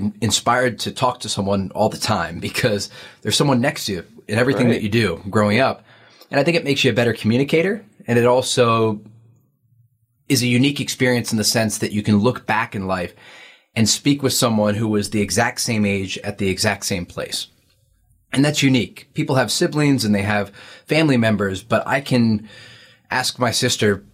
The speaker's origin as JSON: {"language": "English", "town": "Hershey", "region": "Pennsylvania", "country": "United States", "tie": "born or raised there", "also_born_or_lived": "Washington, D.C.", "moved": "as an adult", "said": "I was born in Hershey, Pennsylvania."}